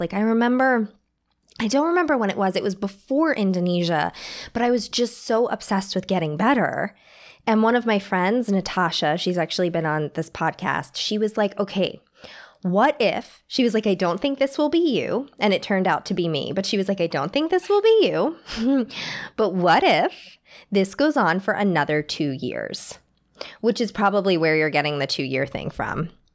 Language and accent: English; New York City, New York, United States; I grew up in New York City